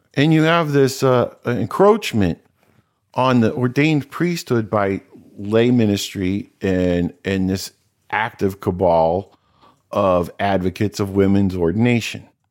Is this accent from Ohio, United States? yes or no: yes; Cincinnati, Ohio, United States; I grew up in Cincinnati, went to Old Saint Mary's Parish